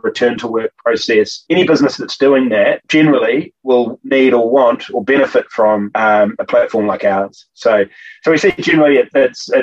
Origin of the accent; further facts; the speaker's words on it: Auckland, New Zealand; here in my hometown of Auckland